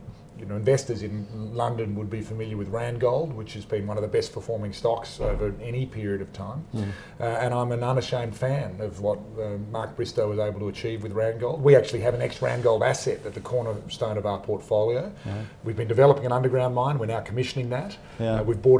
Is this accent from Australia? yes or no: yes; Perth, Western Australia, Australia; No, I'm from Perth.